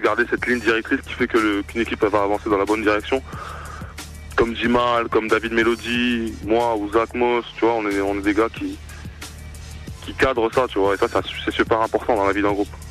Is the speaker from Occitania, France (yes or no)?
yes; Toulouse, Occitania, France; moved away; also born or lived in Clermont-Ferrand / Vichy; je suis de Toulouse à la base mhm. et j'ai commencé dans, le club de mon quartier du Mirail